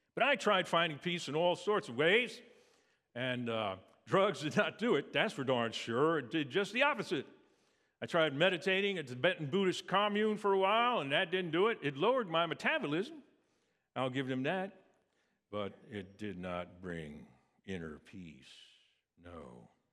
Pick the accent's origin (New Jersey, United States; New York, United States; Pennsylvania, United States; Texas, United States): Pennsylvania, United States; Valley Forge; I grew up in Valley Forge, actually, Pennsylvania, outside of Philadelphia